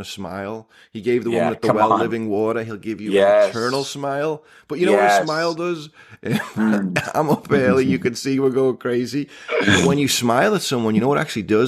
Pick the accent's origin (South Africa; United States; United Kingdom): United Kingdom; England; moved away; growing up in England, we had hedgehog-flavored chips